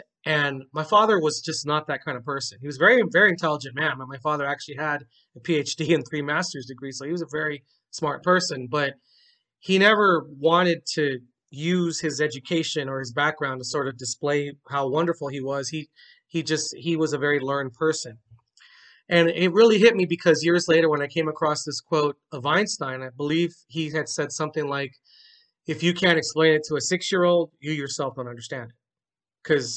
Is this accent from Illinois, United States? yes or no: no; Carson, California, United States; I was born in Carson, California